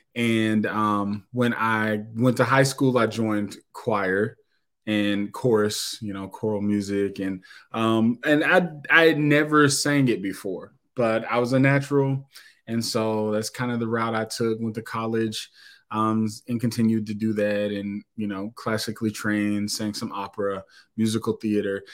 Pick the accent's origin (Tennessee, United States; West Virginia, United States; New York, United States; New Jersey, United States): Tennessee, United States; Knoxville; moved away as an adult; now in Indianapolis, United States; I was born in Knoxville, Tennessee, and um, so I will tell you that I'm 39 years old. So you know, I ain't I ain't a spring chicken, but um, so I was in Knoxville for uh, 37 plus years. Uh, born and raised